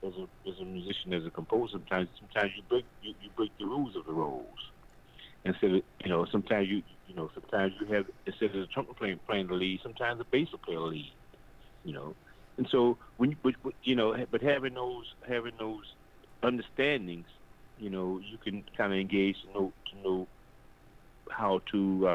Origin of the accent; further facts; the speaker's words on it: New Orleans, Louisiana, United States; growing up in New Orleans, we had polyphonic horn sections